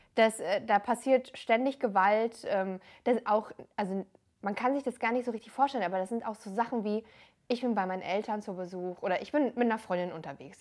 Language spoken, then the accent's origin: German; near Frankfurt, Hesse, Germany; moved away as an adult; also born or lived in Darmstadt; ich bin noch in Hessen groß geworden, ähm, in der Nähe von Frankfurt